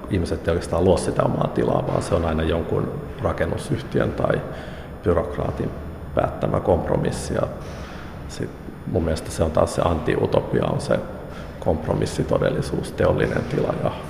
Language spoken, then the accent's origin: Finnish; Lappeenranta, South Karelia, Finland; mä olen itse Lappeenrannasta kotoisin